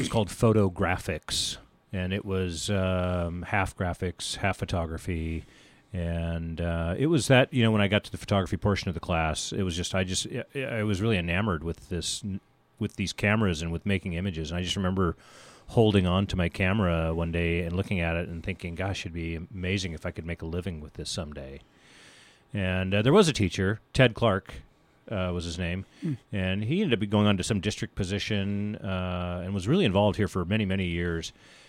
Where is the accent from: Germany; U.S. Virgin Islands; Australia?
Germany; born there; also born or lived in Philippines / Mississippi / Oklahoma; I was raised in the military. Okay. We traveled a lot, you know, as I mentioned, I was born in Germany and we lived in the Philippines and other foreign countries like Mississippi and Oklahoma.